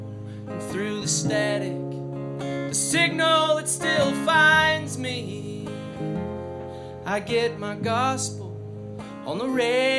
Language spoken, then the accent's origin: English; Denver, Colorado, United States